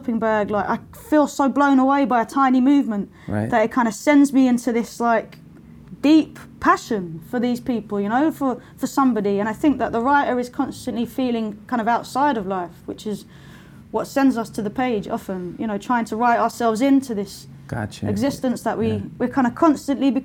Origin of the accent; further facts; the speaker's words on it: London, United Kingdom; when I was growing up in Lewisham, which is the borough where I grew up